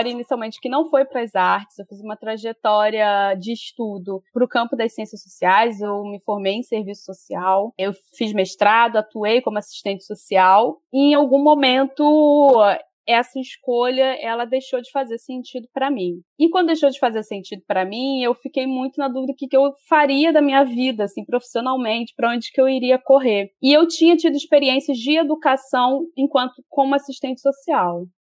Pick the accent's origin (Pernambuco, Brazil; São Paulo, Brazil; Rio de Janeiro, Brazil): Rio de Janeiro, Brazil; Eu sou nascida e criada na Baixada Fluminense e eu estudei na FAITEC da Baixada Fluminense.